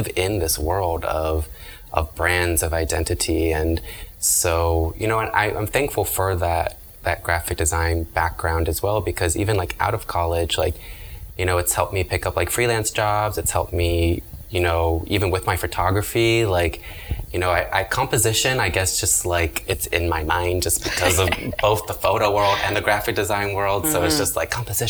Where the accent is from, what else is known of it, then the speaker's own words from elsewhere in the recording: Annapolis, Maryland, United States; moved away as an adult; also born or lived in Savannah, Georgia; now in Miami, United States; I left my hometown of Annapolis, Maryland